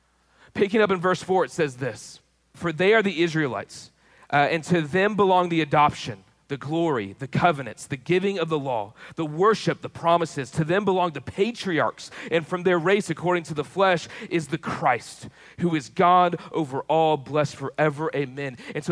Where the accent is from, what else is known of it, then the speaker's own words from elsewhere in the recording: Texas, United States; I grew up in Texas, so that's got to mean something.